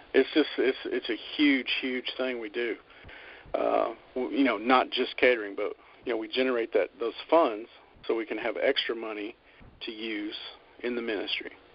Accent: Birmingham, Alabama, United States; I'm from America, obviously, and uh, I was born in Birmingham, Alabama

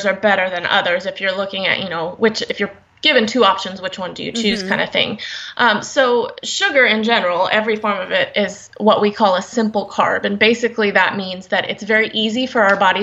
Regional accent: Houston, Texas, United States; I'm from the Houston, Texas area

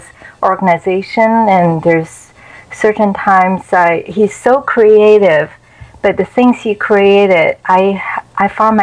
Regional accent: China; English is a second language; moved away as an adult; now in United States; growing up in China

